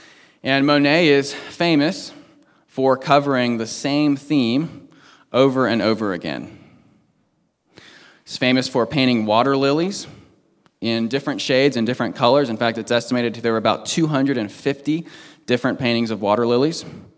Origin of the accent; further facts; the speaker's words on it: Washington, D.C. area, United States; I grew up on the East Coast, right outside Washington, D.C.